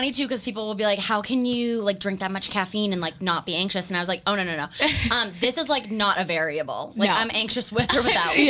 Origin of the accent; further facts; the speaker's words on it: Raynham, Massachusetts, United States; also born or lived in Amherst, Massachusetts; So I grew up in Rainham, Massachusetts, which some people also pronounce it like Rainham.